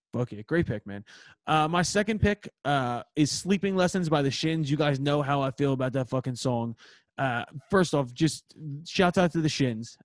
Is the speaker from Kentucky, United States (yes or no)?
no; Philadelphia, Pennsylvania, United States; we're from Philadelphia